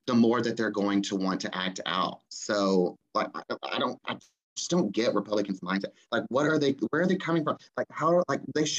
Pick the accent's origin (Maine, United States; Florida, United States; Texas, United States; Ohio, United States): Texas, United States; we're all from Texas